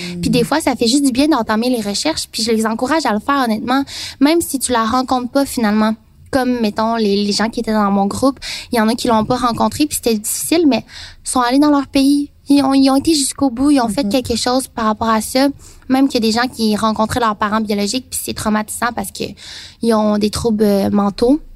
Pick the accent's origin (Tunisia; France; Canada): Canada; near Trois-Rivières, Quebec; also born or lived in Taiwan / Saint-Jean-sur-Richelieu; mais pas Trois-Rivières, dans un petit village